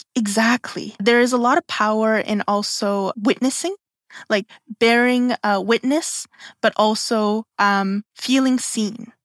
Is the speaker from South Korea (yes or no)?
yes; South Korea; now in Canada; I'm from Korea